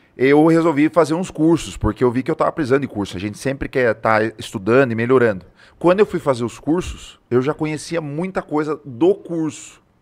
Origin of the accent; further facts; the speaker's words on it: Tatuí, São Paulo, Brazil; moved away as an adult; now in Sorocaba, Brazil; sou de Tatuí, vim pra cá em 2016